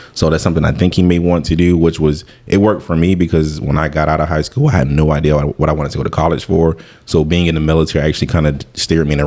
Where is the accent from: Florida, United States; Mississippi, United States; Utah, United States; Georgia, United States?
Florida, United States; Tampa; growing up in Waimama, Tampa, Blasi